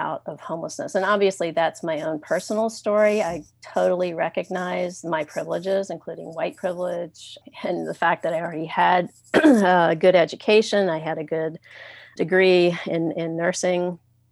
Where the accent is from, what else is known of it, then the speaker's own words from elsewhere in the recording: Richmond, Virginia, United States; moved away as an adult; now in Seattle, United States; I was homeless for about 6 months in my hometown of Richmond, Virginia